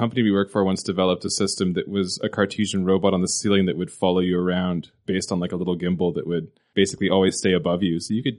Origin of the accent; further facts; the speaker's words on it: Canada; When I was a little kid growing up in Canada